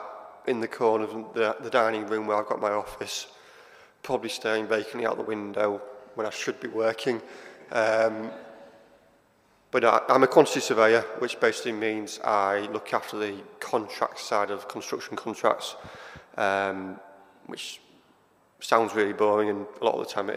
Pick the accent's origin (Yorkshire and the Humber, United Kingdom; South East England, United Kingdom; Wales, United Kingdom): Yorkshire and the Humber, United Kingdom; Hull; moved away as an adult; now in Sheffield, United Kingdom; I'm originally from Hull. I came to Sheffield as a student 20 years ago now. And never left.